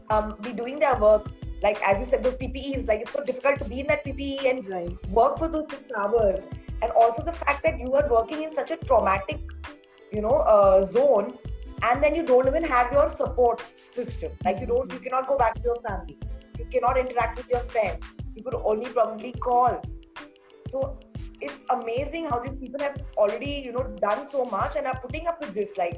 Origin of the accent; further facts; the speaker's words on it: Pune, Maharashtra, India; born and brought up in Pune